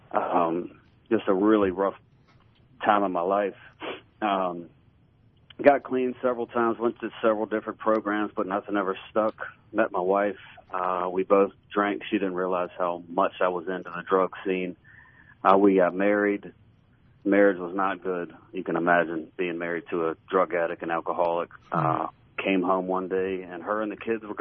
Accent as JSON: {"language": "English", "region": "Central Virginia", "country": "United States", "tie": "born or raised there", "moved": "yes", "lives_now": "Tupelo, United States", "said": "I grew up in Central Virginia"}